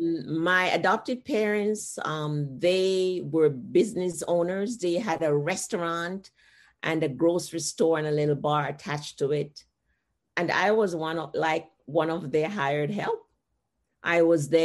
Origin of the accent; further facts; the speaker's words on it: Jamaica; moved away as an adult; now in United States; Growing up in Jamaica